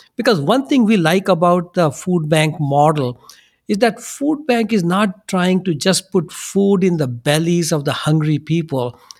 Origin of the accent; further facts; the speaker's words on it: India; now in United States; we come from India